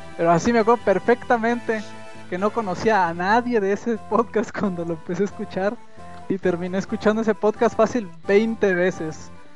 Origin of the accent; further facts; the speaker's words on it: Michoacán, Mexico; De México o Michoacán